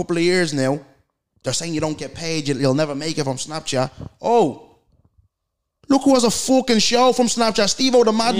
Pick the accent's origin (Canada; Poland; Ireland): Ireland; Brookfield; I come from Brookfield, where lads know nothing but selling drugs and sitting on the dole.